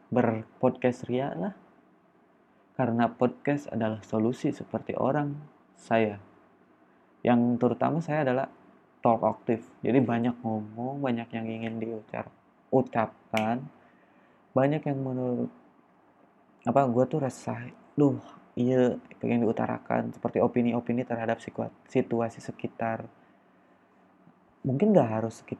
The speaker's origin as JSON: {"language": "Indonesian", "region": "West Java", "country": "Indonesia", "said": "gua asli orang Sunda dan maaf aja kalau misalnya pada episode ini atau pod, pada podcast gua sih bahkan ngomong guanya aja pasti keganti sama saya atau aing ya karena gua adalah orang Sunda"}